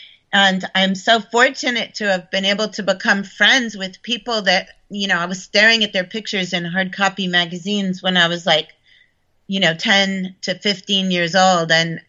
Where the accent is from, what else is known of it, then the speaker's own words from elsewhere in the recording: Connecticut, United States; also born or lived in upstate New York; I when I was really small, I lived in upstate New York on a farm. And then by the time I was nine, I was living in Connecticut, and my mom was teaching at Wesleyan University.